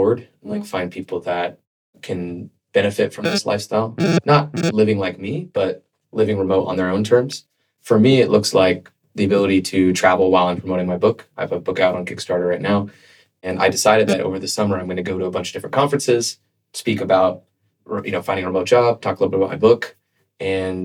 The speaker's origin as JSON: {"language": "English", "region": "California", "country": "United States", "tie": "born or raised there", "also_born_or_lived": "Boston", "moved": "as an adult", "said": "I grew up in California. And then after college, I got a job and I was working in corporate. At IBM, and I moved to Boston for the training program"}